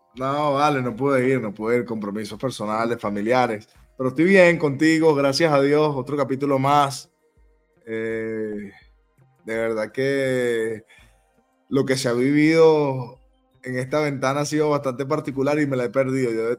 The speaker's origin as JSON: {"language": "Spanish", "country": "Venezuela", "said": "como venezolanos"}